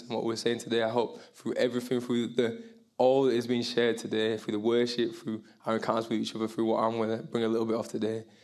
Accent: Bradford, Yorkshire and the Humber, United Kingdom; I'm from Bradford. I'm proudly Jamaican, proudly English, proudly from West Yorkshire

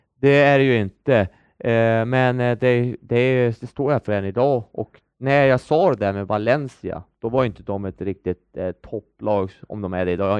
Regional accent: Örnsköldsvik, Västernorrland County, Sweden; moved away as an adult; hemma i Övik

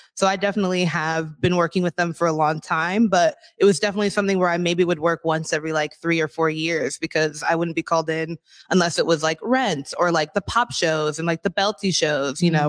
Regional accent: Des Moines, Washington, United States; I'm a born and raised in Washington oh, from the South, from Des Moines, Kent area.

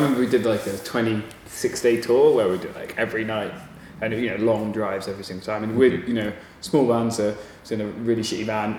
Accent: Bristol, South West England, United Kingdom; moved away; I'm from Bristol.

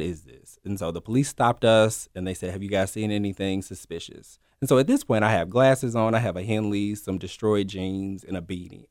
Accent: Memphis, Tennessee, United States; born and raised here in Memphis.

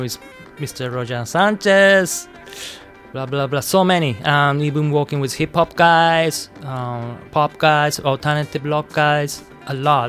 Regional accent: Japan; English is a second language; now in New York City, United States; I'm from Japan, I'm Japanese

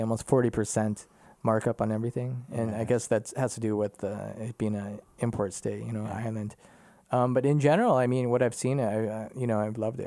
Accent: Minnesota, United States; moved away as an adult; now in Germany; I grew up in Minnesota

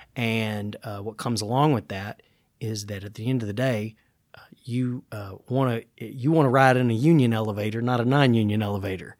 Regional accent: Gallatin, Tennessee, United States; growing up in Gallatin

